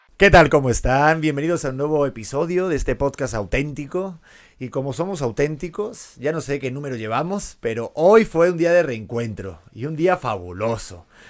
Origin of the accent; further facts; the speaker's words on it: Spain; accent: Spanish; moved away; al propio acento mío, el, español